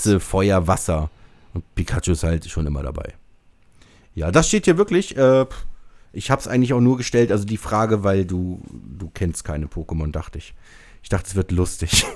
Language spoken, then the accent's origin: German; Braunschweig, Lower Saxony, Germany; hier bei uns in Braunschweig